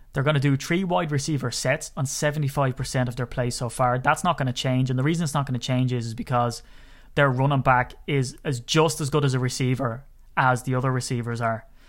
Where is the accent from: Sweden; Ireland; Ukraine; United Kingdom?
Ireland; I'm Irish